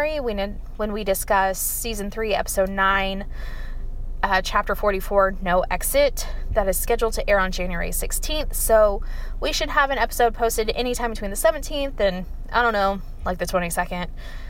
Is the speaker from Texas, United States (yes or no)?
yes; West Texas, United States; I grew up in West Texas